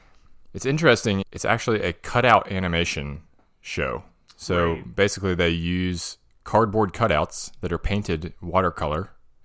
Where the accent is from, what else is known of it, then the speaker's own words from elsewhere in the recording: United States; we're American